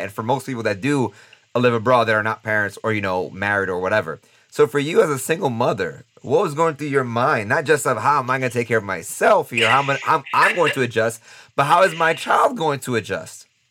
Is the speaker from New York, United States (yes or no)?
yes; New York City, New York, United States; moved away; I'm from New York City